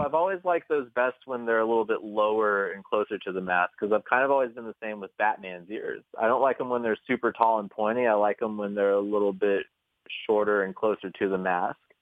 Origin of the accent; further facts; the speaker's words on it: Kentucky, United States; moved away; I'm from Kentucky originally.